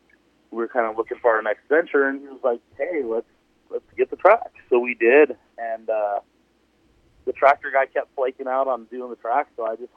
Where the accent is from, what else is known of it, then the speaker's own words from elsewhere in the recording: LACR, California, United States; I grew up racing like LACR, which I got to rebuild. So that was awesome. That was my hometown track.